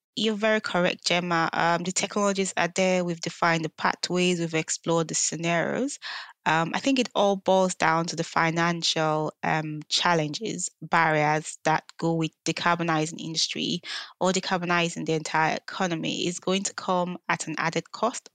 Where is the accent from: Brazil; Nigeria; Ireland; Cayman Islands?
Nigeria; moved away; I grew up in Nigeria